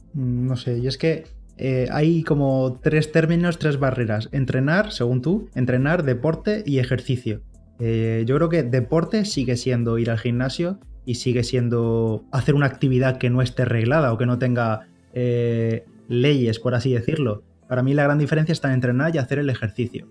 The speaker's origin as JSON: {"language": "Spanish", "town": "Bigastro", "region": "Valencian Community", "country": "Spain", "said": "aquí en mi pueblo, en Bigastro"}